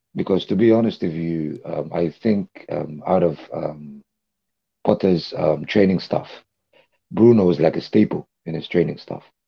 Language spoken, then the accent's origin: English; Dubai, United Arab Emirates; I was born in Dubai